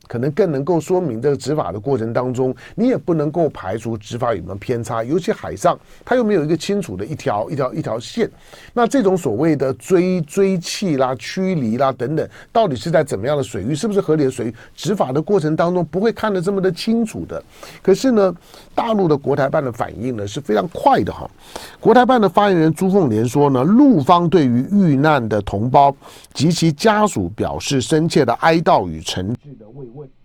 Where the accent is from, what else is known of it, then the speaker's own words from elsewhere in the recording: Taiwan; 我在， 我在台湾的土生土长啊